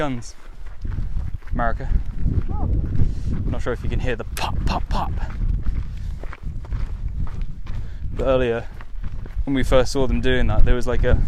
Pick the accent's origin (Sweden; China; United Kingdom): United Kingdom; south coast of England; south coast England